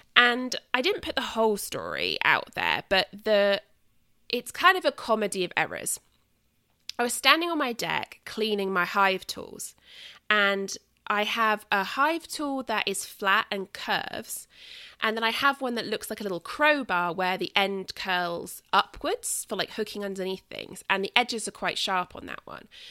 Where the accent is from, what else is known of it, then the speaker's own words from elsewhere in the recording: southern England, United Kingdom; accent: southern England; moved away; my accent is southern England